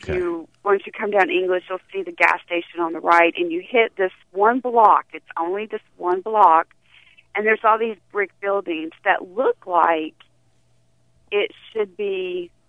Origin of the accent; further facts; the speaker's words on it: High Point, North Carolina, United States; I grew up in High Point